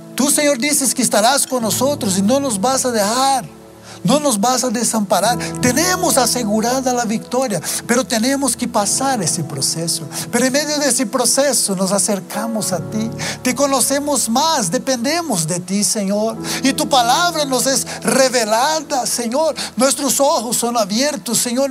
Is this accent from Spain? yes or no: no; Brazil; Spanish is a second language; moved away as an adult; yo soy brasileño para tal vez aquellos que no sepan, eh, aunque ya llevo mm, más de 20 años que vivo fuera